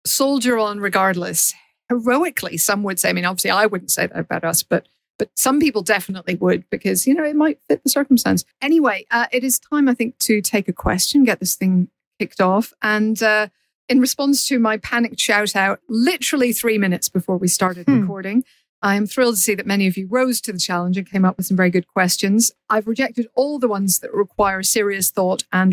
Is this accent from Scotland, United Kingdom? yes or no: no; Northern Ireland, United Kingdom; moved away; also born or lived in Paris; I'm Northern Irish